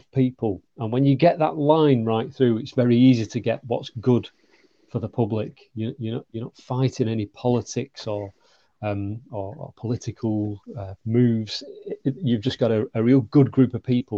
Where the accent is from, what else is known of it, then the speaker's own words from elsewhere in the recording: the north of England, United Kingdom; accent: northern; moved away; also born or lived in London / South Coast / Manchester; as you can tell by my accent, I'm a northerner